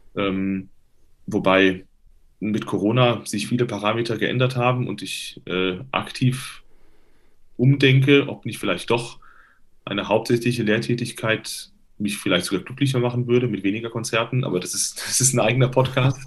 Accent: Limburg an der Lahn, Hesse, Germany; Das ist in der Nähe von Limburg, meiner Heimatstadt.

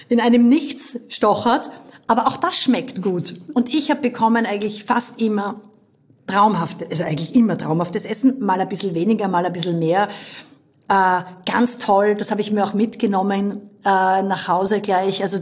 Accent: Styria, Austria; Aber einfach nur als Steirerin, das gibt's immer.

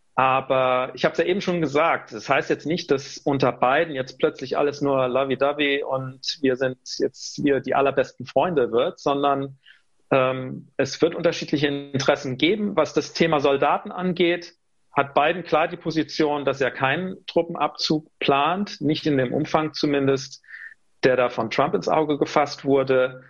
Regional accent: Rhineland-Palatinate, Germany; Ich bin stolzer Pfälzer

